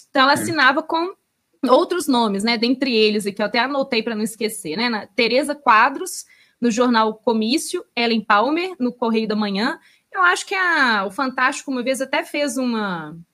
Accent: Belo Horizonte, Minas Gerais, Brazil; eu, como tô presa nessa cidade maldita, já faz 33 anos

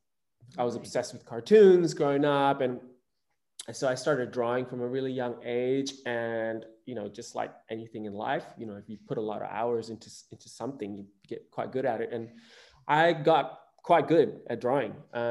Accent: Indonesia; I grew up in Indonesia, and I moved around the archipelago. I didn't just grow up in Bali. I moved around.

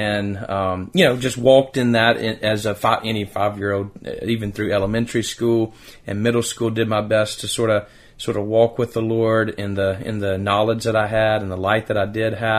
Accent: Decatur, Alabama, United States; also born or lived in Madison, Alabama; as a child growing up in Decatur, Alabama

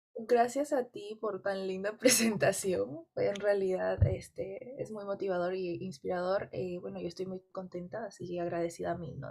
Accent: Peru; en mi país

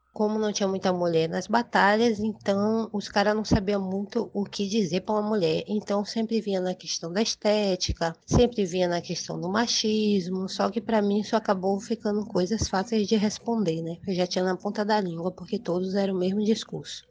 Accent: Manaus, Amazonas, Brazil; moved away as an adult; also born or lived in Lábrea, Amazonas / São Paulo; now in Salvador, Brazil; sou natural de, do Amazonas, nasci no interior do Amazonas, em Lábrea, e cresci na cidade de Manaus, Amazonas

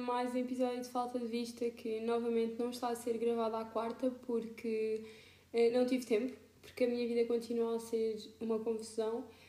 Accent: Alentejo, Portugal; moved away as an adult; now in Lisbon, Portugal; eu estou a morar em Lisboa, mas eu moro no Alentejo

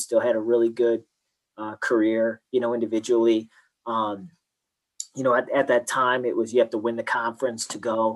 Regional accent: Cleveland, Ohio, United States; growing up in Cleveland, most of the kids don't go, you know, almost our whole neighborhood went to private schools

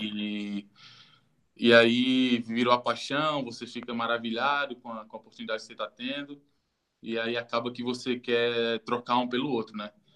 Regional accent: Juazeiro do Norte, Ceará, Brazil; moved away; Eu sou do interior do Ceará, Juazeiro do Norte. Nasci e criado, minha família ainda mora lá.

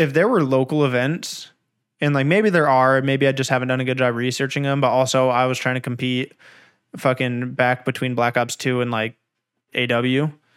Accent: California, United States; also born or lived in Anaheim; I've lived in California my whole life

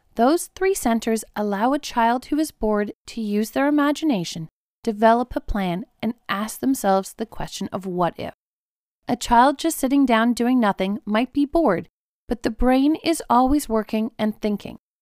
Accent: South Africa; I grew up in South Africa

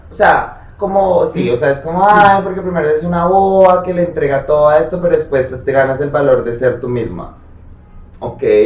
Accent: Colombia; yo soy de pueblo, pero pues en mi pueblo nunca pasó nada

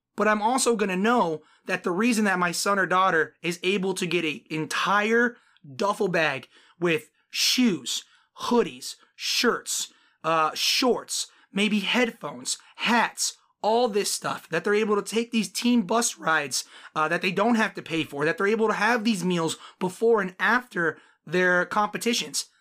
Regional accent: Phoenix, Arizona, United States; born and raised on the West Coast, Phoenix, Arizona

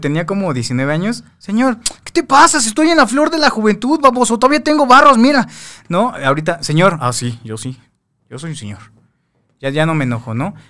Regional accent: Mexico City, Mexico; also born or lived in Veracruz; yo soy de San Cosme

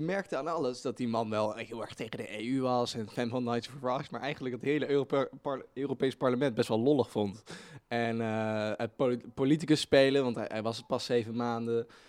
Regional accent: Netherlands; wij als, als Nederland misschien wat, wat meer stijfjes zijn

